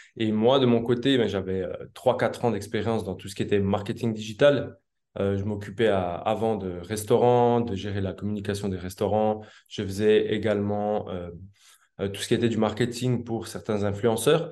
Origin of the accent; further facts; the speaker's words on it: Switzerland; moved away as an adult; now in South America; je suis originaire de Suisse à la base.